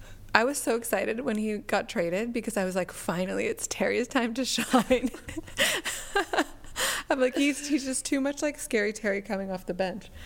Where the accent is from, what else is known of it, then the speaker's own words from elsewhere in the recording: Toronto, Ontario, Canada; now in Glasgow, United Kingdom; Toronto. Ontario, Canada.